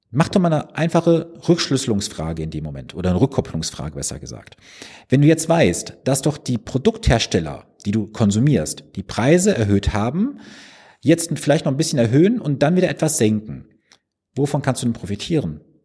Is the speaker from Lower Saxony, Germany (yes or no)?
no; Mülheim an der Ruhr, North Rhine-Westphalia, Germany; Also ich komme gebürtig aus Mühlheim an der Ruhr